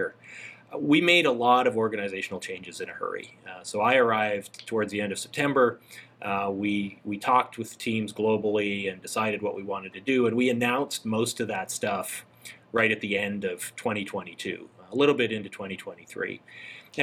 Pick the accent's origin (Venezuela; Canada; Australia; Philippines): Canada; Calgary, Alberta; moved away as an adult; now in Alpharetta, United States; I grew up in Calgary, which is just at the foot of the Rocky Mountains in Canada.